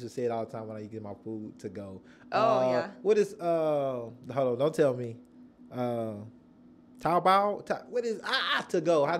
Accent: Nashville, Tennessee, United States; I grew up here in Nashville, in the South. I was in my black community bubble.

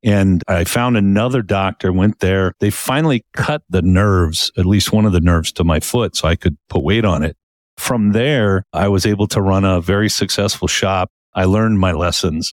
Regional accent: Palm Springs, California, United States; moved away as an adult; now in Utah, United States; I moved from Palm Springs where I had grown up for thirty-five years

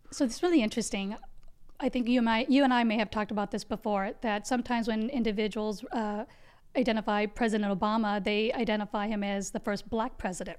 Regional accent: United States; also born or lived in Gujarat, India; Came to being raised in the second largest democracy, America.

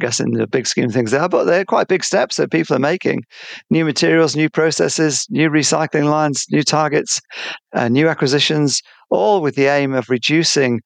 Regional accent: England, United Kingdom; now in Australia; being English

